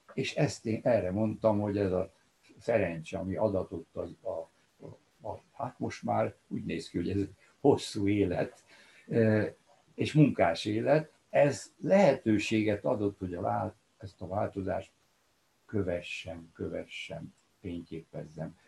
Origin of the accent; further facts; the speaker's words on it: Cluj-Napoca, Cluj County, Romania; now in Budapest, Hungary; amikor születtem 1937-ben, akkor Korosvár, a szülővárosom az Romániához tartozott